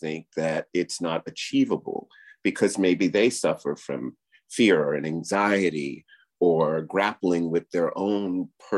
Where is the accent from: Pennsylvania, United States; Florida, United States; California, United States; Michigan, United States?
Florida, United States; Miami; me growing up in Liberty City, in Miami